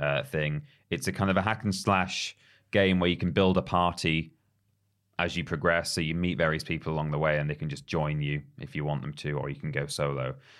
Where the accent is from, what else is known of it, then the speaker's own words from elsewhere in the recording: United Kingdom; us being British